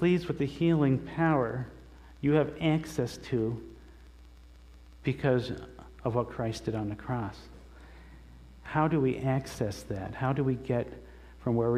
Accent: the Adirondacks, New York, United States; I grew up in the Adirondacks, and there was a lake by our house

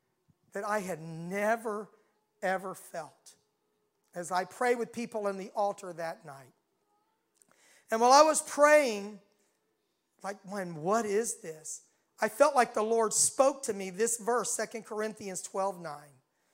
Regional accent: the South, United States; accent: southern; They really loved my southern accent, which I had at that time still, you know.

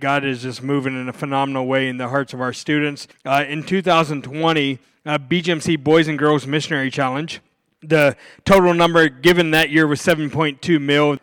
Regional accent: Pittsburgh, Pennsylvania, United States; I'm from Pittsburgh, so I'm a diehard Pittsburgh Steelers fan.

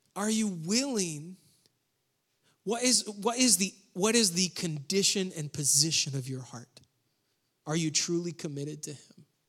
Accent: New York, United States; moved away; I grew up in New York

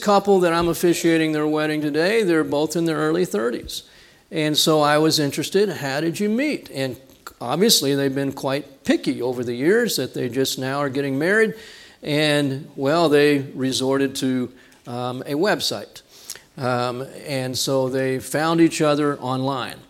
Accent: Texas, United States; I'm from Texas.

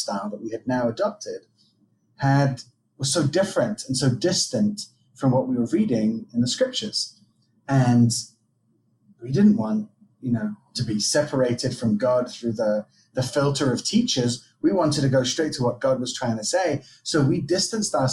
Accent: England, United Kingdom; accent: American twang; also born or lived in France; now in Israel; I was raised in England, but I was actually born in Israel.

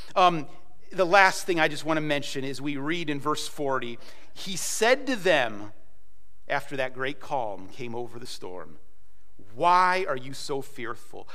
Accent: United States; moved away as an adult; now in Ukraine; I'm an American

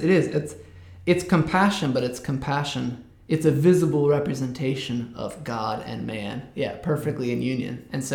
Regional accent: United States; I'm American

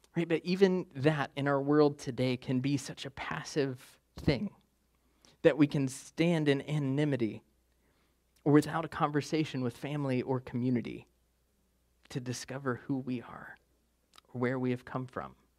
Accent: West Virginia, United States; I'm from West Virginia

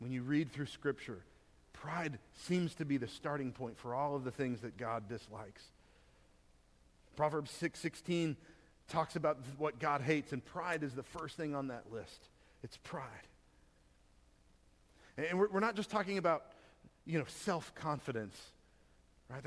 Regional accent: Texas, United States; Being a Texan

